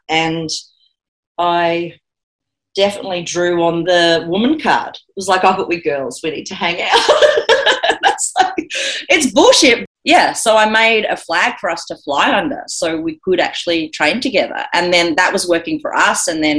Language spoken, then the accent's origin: English; Australia; the first thing I should clarify is we're Australian girls in gis.